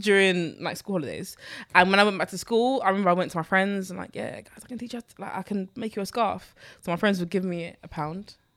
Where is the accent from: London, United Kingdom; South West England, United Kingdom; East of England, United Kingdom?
London, United Kingdom; I grew up in Newham